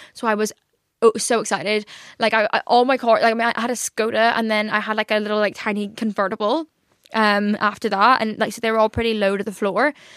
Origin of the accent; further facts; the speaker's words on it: Northern Ireland, United Kingdom; now in London, United Kingdom; I'm from Northern Ireland.